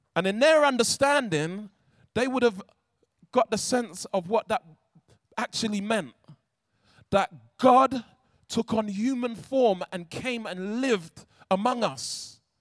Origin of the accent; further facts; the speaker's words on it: London, United Kingdom; I'm from South London